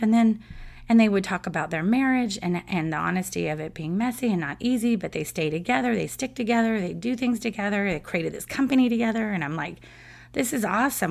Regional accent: San Diego, California, United States; I grew up in San Diego and grew up in a huge Padres fan family

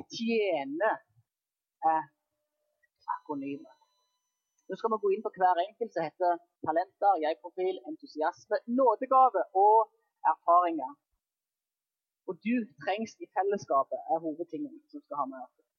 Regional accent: Jæren, Rogaland, Norway; moved away; På Jæren der jeg kommer fra

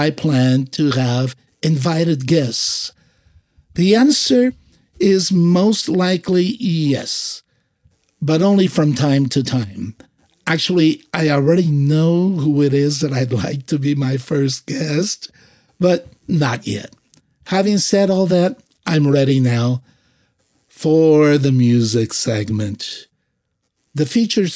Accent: Azores, Portugal; moved away; also born or lived in San Francisco Bay Area; I am from the Azores, born in a group of islands that belong to Portugal called the Azores

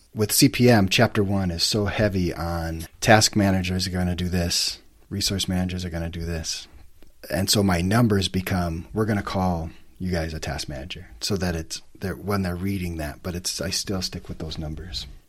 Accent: White Bear Lake, Minnesota, United States; moved away as an adult; also born or lived in Alta, Utah; now in Salt Lake City, United States; Just a small town boy growing up in Minnesota

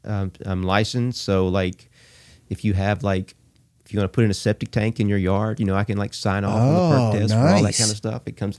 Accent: Abbeville, Alabama, United States; I grew up in Abbeville, Alabama, which is first alphabetically in the nation, Abbeville.

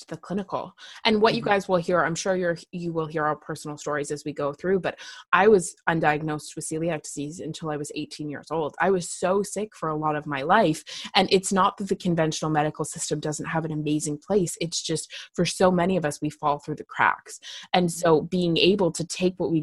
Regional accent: Canada; I am just Canadian.

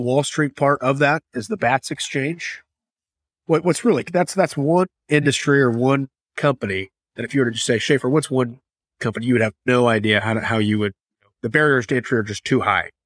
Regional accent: Kansas City, Missouri, United States; who's also born and raised in Kansas City

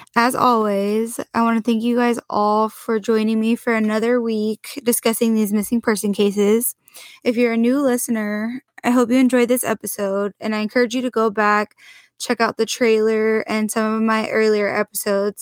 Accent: Portland, Oregon, United States; my hometown of Portland, Oregon

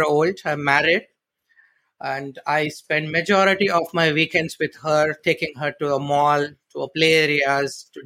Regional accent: Chennai, Tamil Nadu, India; moved away as an adult; also born or lived in Malaysia; now in Kuala Lumpur, Malaysia; I'm originally from India, southern part of India, from a very beautiful city called Chennai.

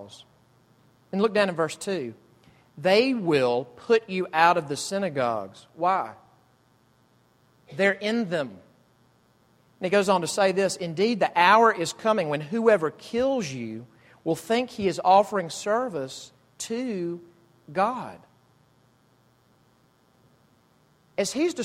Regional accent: Jackson, Mississippi, United States; now in Greenville, United States; my hometown, Jackson, Mississippi

